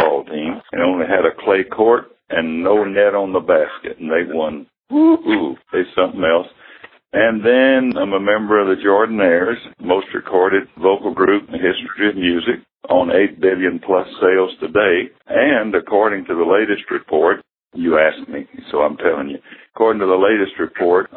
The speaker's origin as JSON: {"language": "English", "town": "Dalton", "region": "Georgia", "country": "United States", "tie": "born or raised there", "said": "my dad was an evangelist, and we've been all over Georgia. We lived in Dalton. Started school in Dalton, Georgia"}